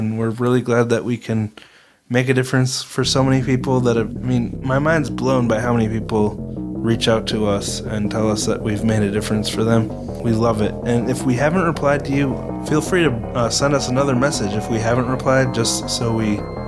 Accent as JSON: {"language": "English", "region": "Minnesota", "country": "United States", "said": "We're from Minnesota. Can we say y'all?"}